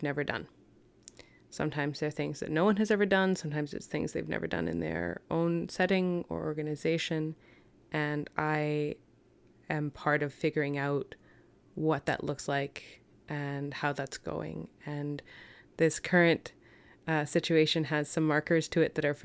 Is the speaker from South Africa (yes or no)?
no; London, Ontario, Canada; now in Vancouver, Canada; where I'm from, I was born in London, Ontario